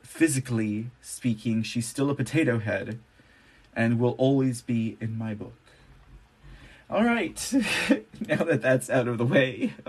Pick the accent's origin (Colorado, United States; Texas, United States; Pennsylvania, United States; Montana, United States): Texas, United States; A happy Independence Day to the great state of Texas, my home state.